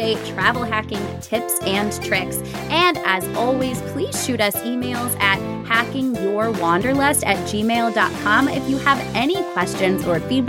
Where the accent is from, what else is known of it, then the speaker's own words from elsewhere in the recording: St. Louis, Missouri, United States; I come from St. Louis.